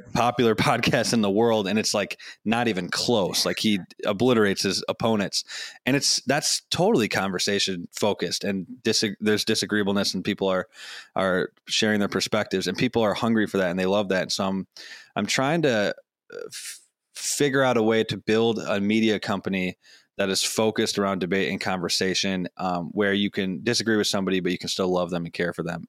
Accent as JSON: {"language": "English", "town": "Madison", "region": "Wisconsin", "country": "United States", "tie": "born or raised there", "said": "my hometown of Madison, Wisconsin"}